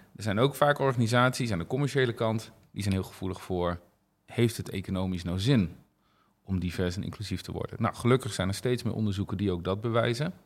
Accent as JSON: {"language": "Dutch", "country": "Netherlands", "said": "wij als Nederlanders zijn dat als volk wel redelijk"}